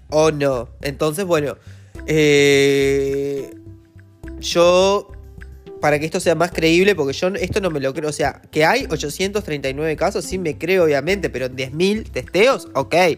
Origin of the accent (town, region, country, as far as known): Uruguay